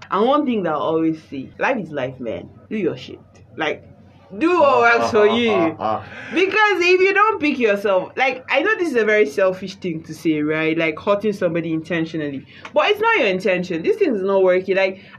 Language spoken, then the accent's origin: English; Nigeria; And then along the line, culture, tradition, being African, being Nigerian.